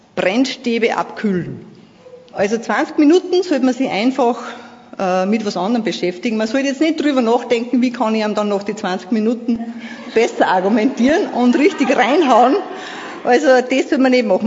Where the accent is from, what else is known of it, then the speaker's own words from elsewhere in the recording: Vöcklabruck district, Upper Austria, Austria; Ich komme aus Oberösterreich in der Bezirk Vöcklerbruck.